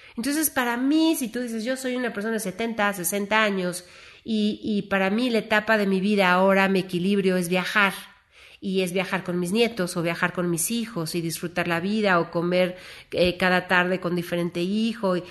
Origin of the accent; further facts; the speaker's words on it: Mexico; como mexicanos